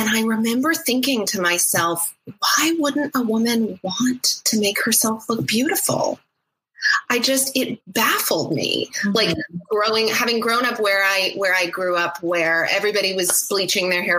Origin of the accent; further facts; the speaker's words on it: Oklahoma, United States; now in Seattle, United States; I grew up in Oklahoma